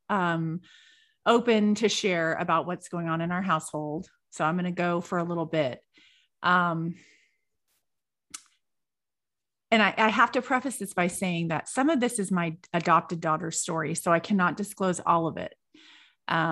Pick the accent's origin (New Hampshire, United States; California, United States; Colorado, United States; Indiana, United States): California, United States; I'm from California.